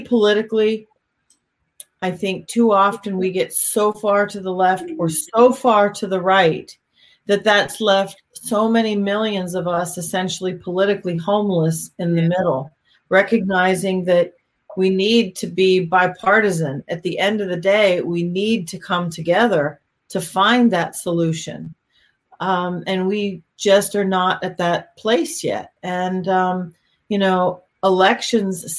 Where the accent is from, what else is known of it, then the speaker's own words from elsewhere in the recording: Pennsylvania, United States; also born or lived in Miami; now in North Carolina, United States; I grew up in Pennsylvania